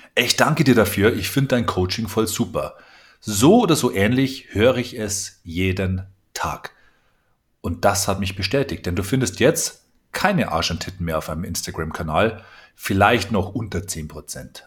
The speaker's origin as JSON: {"language": "German", "region": "Bavaria", "country": "Germany", "said": "Ich komme aus Bayern"}